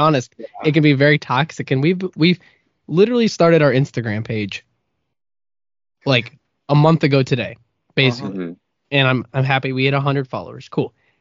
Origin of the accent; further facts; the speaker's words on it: Akron, Ohio, United States; I'm from Akron